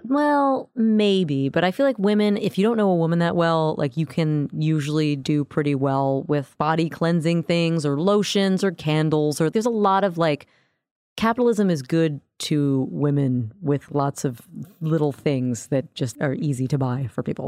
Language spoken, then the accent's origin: English; Orlando, Florida, United States; I grew up in Orlando